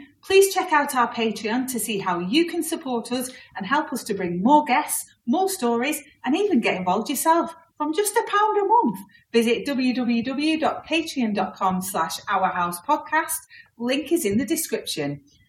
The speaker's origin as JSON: {"language": "English", "town": "Leigh", "region": "North West England", "country": "United Kingdom", "said": "So I'm actually from Lee, which is very close to where your dad's from."}